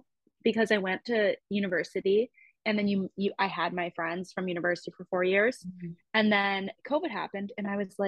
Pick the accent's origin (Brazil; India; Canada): Canada; I'm Canadian